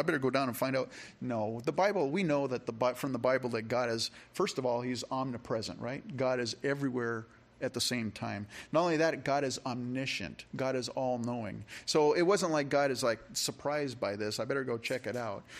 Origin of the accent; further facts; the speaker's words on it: California, United States; now in Rochester, United States; I grew up in California